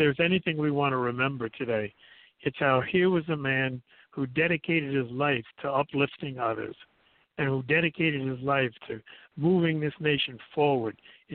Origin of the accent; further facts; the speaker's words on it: United States; being an American